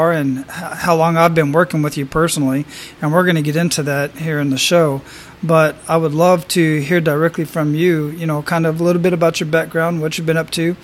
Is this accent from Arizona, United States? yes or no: yes; Phoenix, Arizona, United States; now in Hawaii, United States; I grew up in Phoenix.